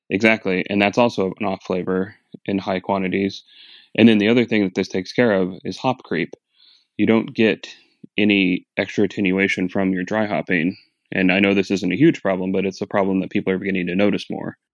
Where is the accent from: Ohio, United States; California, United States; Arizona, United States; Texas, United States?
Arizona, United States; Phoenix; moved away; I'm from Phoenix originally.